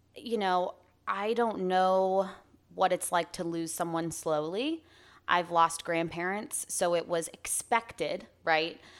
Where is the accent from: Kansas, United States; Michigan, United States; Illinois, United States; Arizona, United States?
Arizona, United States; I'm twenty-six, born and raised in Arizona.